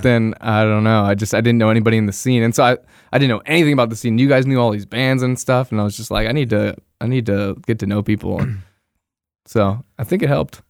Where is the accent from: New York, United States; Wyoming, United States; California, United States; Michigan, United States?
California, United States; Bay Area; moved away as an adult; I'm originally from the Bay Area. I grew up there, spent my, uh, twenty, what, three years there